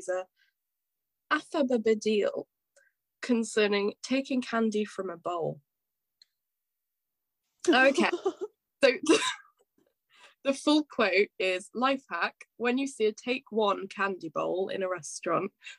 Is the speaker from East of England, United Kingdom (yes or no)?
no; Shrewsbury, West Midlands, United Kingdom; born or raised there